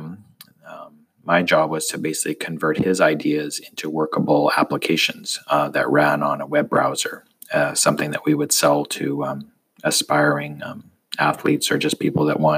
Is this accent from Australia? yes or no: no; Canada; moved away as an adult; also born or lived in United States; I'm Canadian, and living in the States is a weird kind of thing